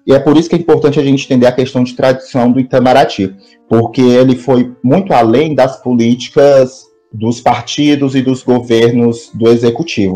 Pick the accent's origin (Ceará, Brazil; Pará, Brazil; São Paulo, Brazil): Ceará, Brazil; Fortaleza; na minha cidade natal, que é Fortaleza